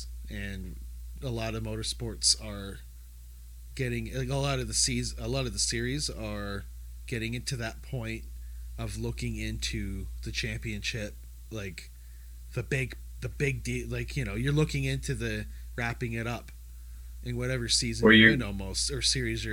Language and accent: English; Canada; we're Canadian race fans